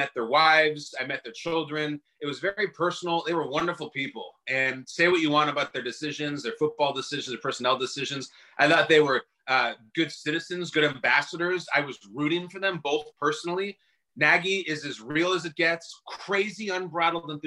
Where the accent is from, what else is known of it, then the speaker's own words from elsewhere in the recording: Chicago, Illinois, United States; I grew up in the Chicago area